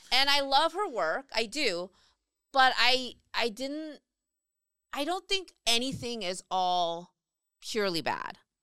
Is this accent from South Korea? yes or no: yes; South Korea; now in United States; I grew up in Korea